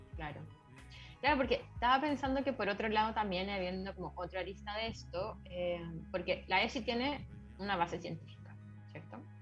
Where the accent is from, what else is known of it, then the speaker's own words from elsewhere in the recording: Chile; Nací en Chile